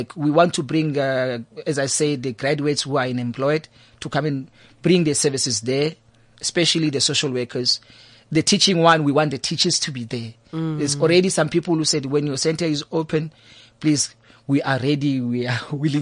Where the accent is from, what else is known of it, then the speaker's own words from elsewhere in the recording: Tongaat, KwaZulu-Natal, South Africa; also born or lived in Cape Town; now in Thembisa, South Africa; I grew up in Tongat, in a place called Sitaram